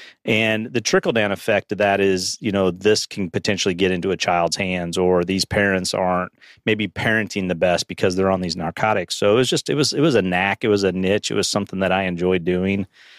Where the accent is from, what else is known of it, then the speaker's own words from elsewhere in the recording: Independence, United States; I grew up in Independence. So back then I remember in high school, you know, seeing sheets of acid, believe it or not, in the high schools.